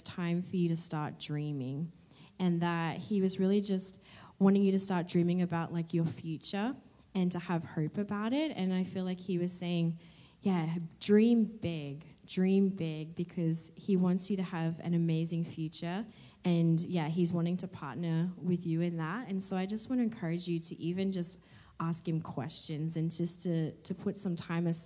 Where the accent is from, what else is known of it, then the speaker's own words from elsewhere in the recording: Australia; moved away; I'm from Australia